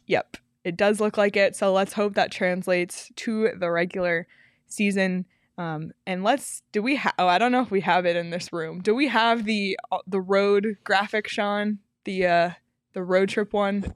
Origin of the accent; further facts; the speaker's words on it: Toronto, Ontario, Canada; I'm from Toronto